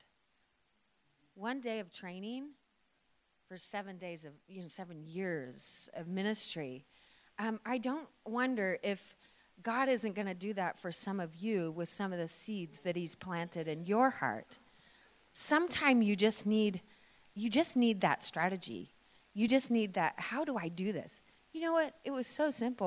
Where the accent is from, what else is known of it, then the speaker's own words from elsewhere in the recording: Oregon, United States; now in Victoria, Australia; I'm from Oregon originally